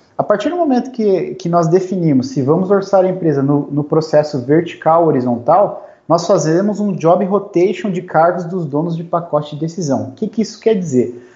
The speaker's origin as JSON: {"language": "Portuguese", "town": "Curitiba", "region": "Paraná", "country": "Brazil", "moved": "yes", "lives_now": "Joinville, Brazil", "said": "eu sou curitibano, moro aqui em Joinville, Santa Catarina"}